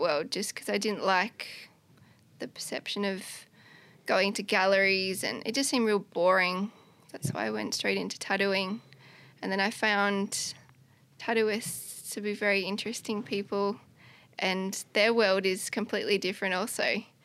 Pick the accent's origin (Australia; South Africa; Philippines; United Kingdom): Australia; Canberra, Australian Capital Territory; moved away; I grew up in Canberra